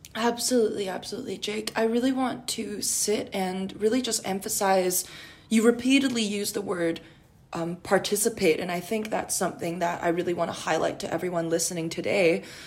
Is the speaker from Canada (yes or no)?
yes; Canada; as a Canadian university student